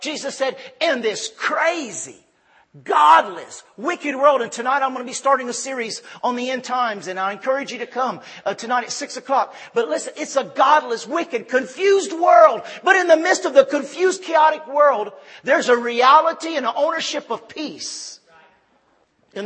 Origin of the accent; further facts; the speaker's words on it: Ville Platte, Louisiana, United States; moved away as an adult; also born or lived in Punta Gorda, Belize; we're from Ville Platte, Louisiana